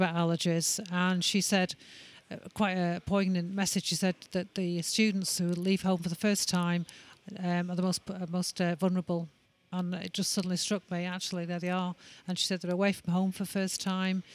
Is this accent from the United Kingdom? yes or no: yes; Manchester, North West England, United Kingdom; we're from Manchester.